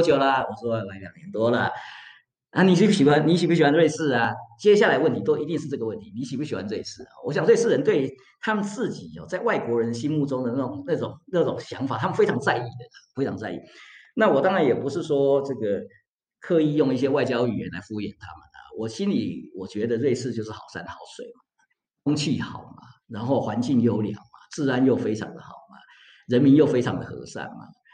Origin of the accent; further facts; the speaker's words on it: Taiwan; moved away as an adult; also born or lived in United States / Florence, Italy / Bologna, Italy; now in Switzerland; 身为一个台湾人